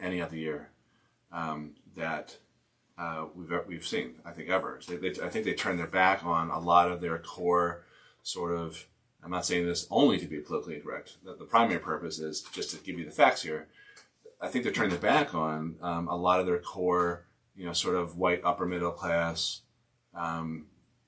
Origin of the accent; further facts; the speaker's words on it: Newton, Massachusetts, United States; when I was growing up outside of Boston, Newton, Mass, up, you know, two miles away from Boston College